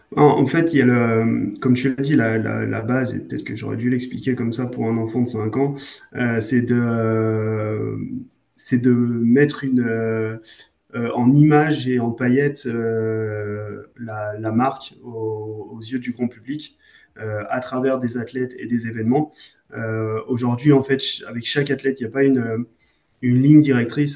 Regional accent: Arêches-Beaufort, Auvergne-Rhône-Alpes, France; je viens, je viens d'Arèche-Beaufort euh, en Savoie, donc bah, on est un peu avec des skis au pied

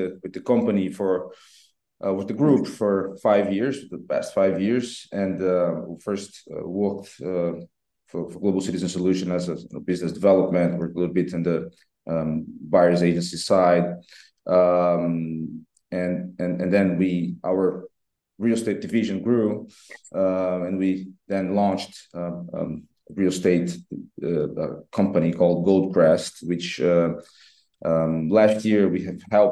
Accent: Brazil; now in Portugal; I come from Brazil

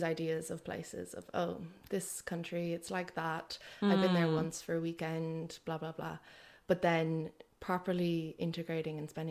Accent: West Cork, County Cork, Munster, Ireland; moved away as an adult; also born or lived in Connemara, County Galway, Ireland / Galway, Ireland; now in Brittany, France; after I did high school in West Cork

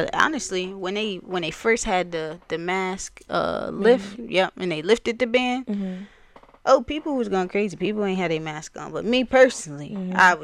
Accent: Wilmington, Delaware, United States; also born or lived in Houston, Texas; now in Newark, United States; I grew up in Wilmington. Over West Side. I'm a West Side baby.

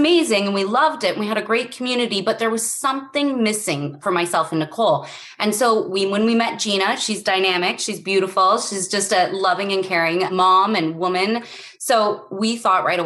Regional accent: Canada; I'm Canadian.

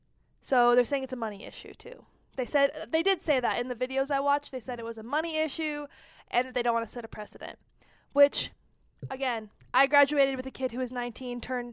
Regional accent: Michigan, United States; And where I'm from, I was born in Michigan, actually. So where I'm from, we don't do that.

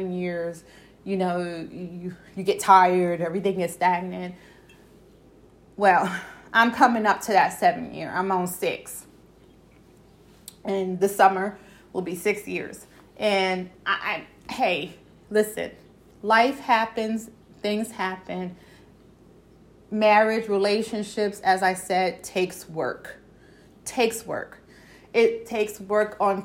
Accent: New York City, New York, United States; accent: Brooklyn; New York; country; My country accent coming out, my Brooklyn accent coming out

